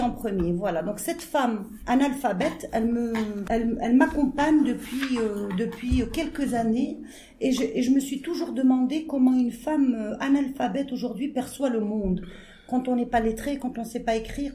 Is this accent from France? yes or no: no; Algeria; ce qu'on est en tant qu'Algérien